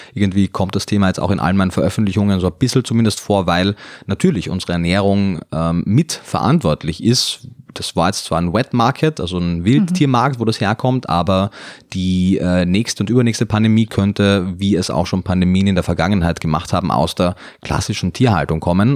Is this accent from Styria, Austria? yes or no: no; Carinthia, Austria; moved away as an adult; also born or lived in Vienna; now in Germany; ich komme aus Kärnten, bin dann nach Wien gezogen danach, nach meinem Zivildienst